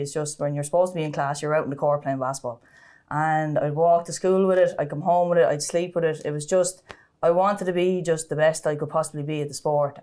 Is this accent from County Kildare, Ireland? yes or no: yes; Sallins, County Kildare, Ireland; I'm from Salins, um, Saint Bridget's Terrace was where I grew up